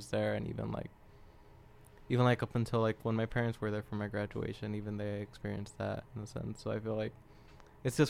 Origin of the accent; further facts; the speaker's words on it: Los Angeles, California, United States; I was like one of three people from